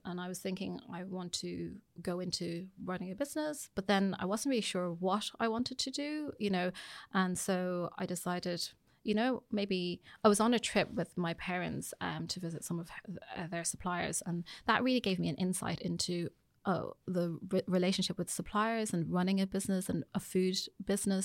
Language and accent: English; Ireland; also born or lived in United Kingdom; I would say that I'm pretty Irish. I mean, when I came here, I mean, I started my primary school here.